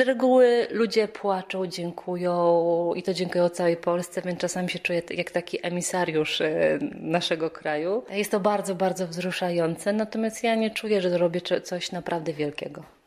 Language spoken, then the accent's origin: Polish; Poland; jestem z Polski